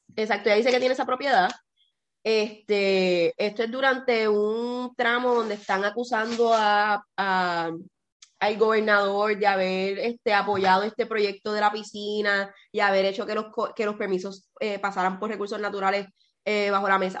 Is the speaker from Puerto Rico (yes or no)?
yes; Puerto Rico; yo soy de Puerto Rico